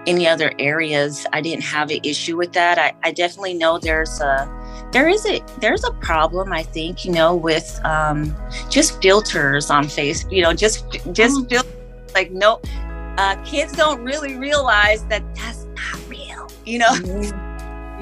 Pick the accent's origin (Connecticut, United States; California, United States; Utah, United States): California, United States; San Francisco Bay Area; also born or lived in Oakland / Daly City; I can claim the entire Bay Area. When I say that, I mean, I was born in San Francisco at St. Luke's Hospital